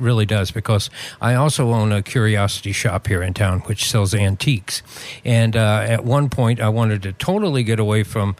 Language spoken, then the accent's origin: English; Southeast, United States; Growing up in the Southeast, I played drums.